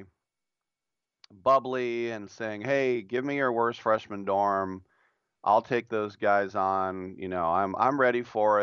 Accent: Oakland, California, United States; growing up in the Oakland, Berkeley era and hanging around Cal

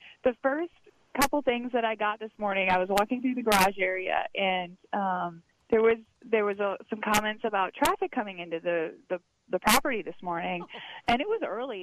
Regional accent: Wisconsin, United States; I grew up in Wisconsin

